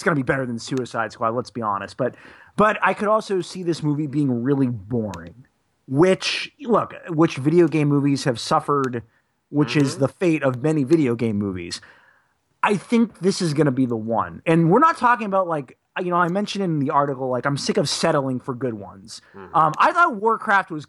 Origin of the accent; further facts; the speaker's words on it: Boston, Massachusetts, United States; I'm a Bostonian